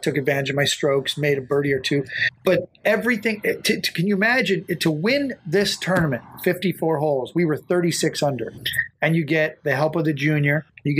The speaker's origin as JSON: {"language": "English", "region": "Northern California", "country": "United States", "tie": "born or raised there", "said": "I grew up in Northern California."}